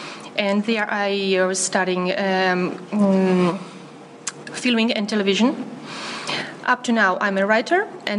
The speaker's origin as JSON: {"language": "English", "country": "Moldova", "tie": "born or raised there", "also_born_or_lived": "Kherson, Ukraine", "second_language": "English", "moved": "yes", "lives_now": "Israel", "said": "I was born in Kherson, Ukraine. I was grown up in Moldova. There I was studying politics. And afterwards, I moved to Israel. I was married there."}